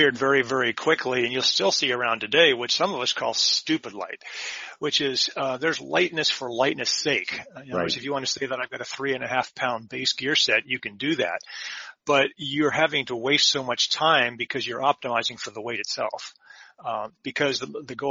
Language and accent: English; Silicon Valley, California, United States; I was raised in Silicon Valley